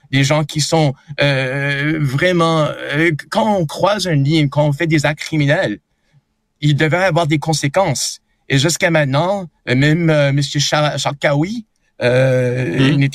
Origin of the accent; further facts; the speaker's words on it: Montreal, Quebec, Canada; québécois, canadien, montréalais. Je suis quelqu'un qui, qui, qui sent très à l'aise dans mon pays